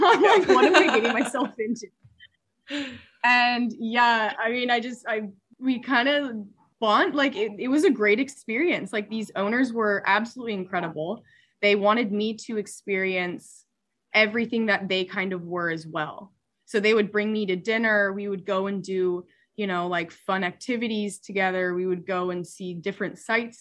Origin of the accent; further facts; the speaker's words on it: Seattle, Washington, United States; moved away as an adult; also born or lived in Oregon; I'm originally from Seattle, Washington, just shy outside of it